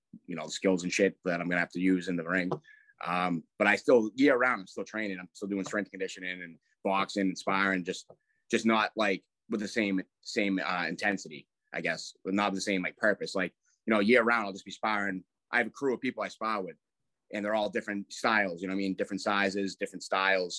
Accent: Braintree, Massachusetts, United States; They took a bus from Braintree, where we're from

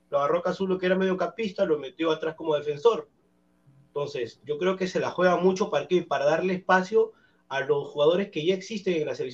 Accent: Chincha Alta, Ica, Peru; now in Callao, Peru; natural de Chincha, pero vivo en el rico Callao, en Colonia.

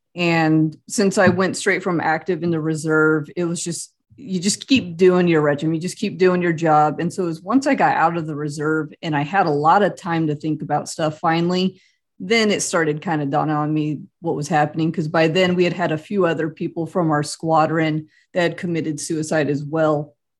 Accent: Central California, United States; moved away as an adult; now in Kansas, United States; I grew up in Central California

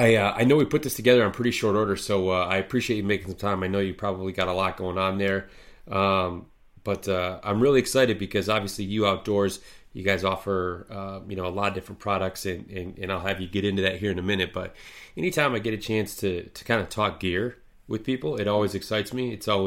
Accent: Midwest, United States; I grew up in the Midwest here. It doesn't bother me.

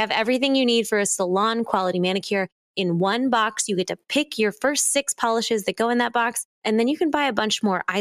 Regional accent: Missouri, United States; moved away; As a kid growing up in Missouri

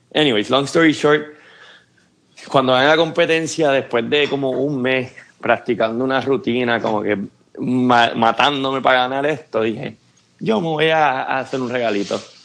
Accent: Puerto Rico; moved away as an adult; now in Atlanta, United States; nacido y criado en Puerto Rico

